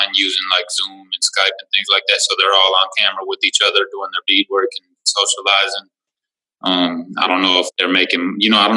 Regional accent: Minneapolis, Minnesota, United States; I'm born and raised in Minneapolis, Minnesota, enrolled in Leech Lake

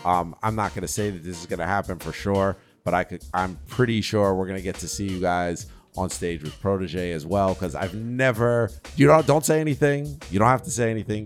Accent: New York, United States; what I come from in New York

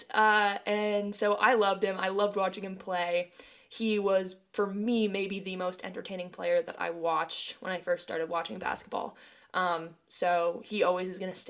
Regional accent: Maine, United States; I'm from Maine.

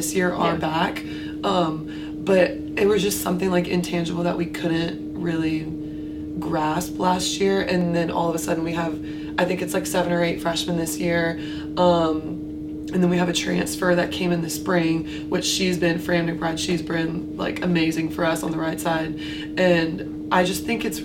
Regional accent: Wilmington, North Carolina, United States; moved away as an adult; now in Greenville, United States; I'm actually from Wilmington

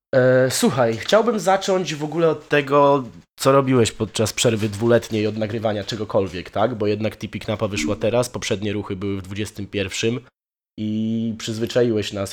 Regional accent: Poland; moved away as an adult; now in Wrocław, Poland; Całe życie się wychowywałem na wsi

